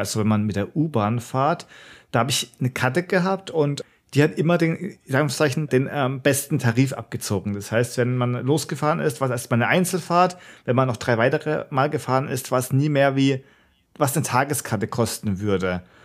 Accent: Karlsruhe, Baden-Württemberg, Germany; ich bin ja in Karlsruhe aufgewachsen, war da in der Schule, dann später auch zum Studieren

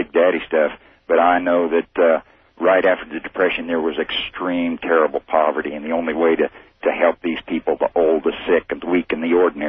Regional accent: Kansas City, Missouri, United States; I'm the socialist from Kansas City.

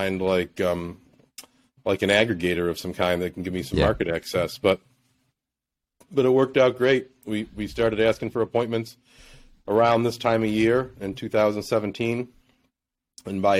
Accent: Buffalo, New York, United States; also born or lived in Naples, Florida; my hometown, to Buffalo

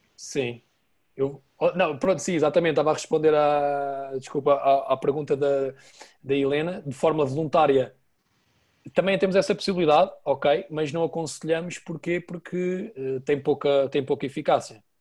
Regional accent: Portugal; sou português

